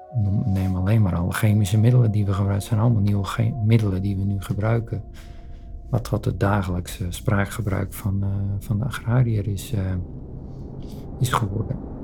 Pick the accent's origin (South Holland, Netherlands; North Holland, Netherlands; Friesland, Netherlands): Friesland, Netherlands; zijn we daarin opgegroeid en is die binding ontstaan. Dit is mijn geboortegrond.